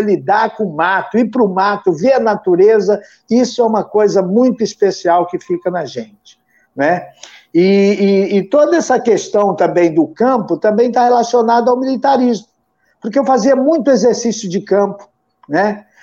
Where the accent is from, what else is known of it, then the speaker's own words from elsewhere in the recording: interior of Paraná, Brazil; moved away; eu sou do interior do Paraná